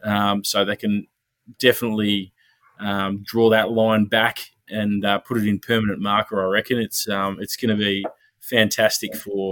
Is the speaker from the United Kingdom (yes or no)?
no; Queensland, Australia; I'm a Queenslander